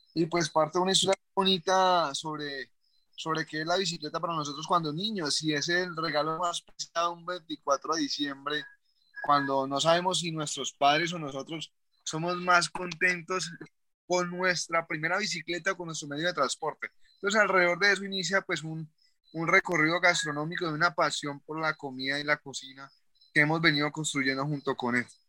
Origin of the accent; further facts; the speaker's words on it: Cali, Valle del Cauca, Colombia; moved away as an adult; now in Palmira, Colombia; Nosotros no somos palmiranos, somos, somos del Valle del Cauca, en Colombia, pero somos realmente de Cali. Nuestra vida era en Cali.